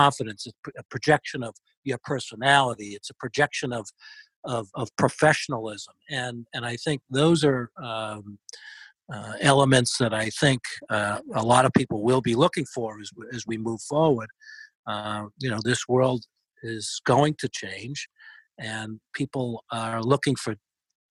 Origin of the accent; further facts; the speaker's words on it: Boston, Massachusetts, United States; accent: Boston; my fabulous Boston accent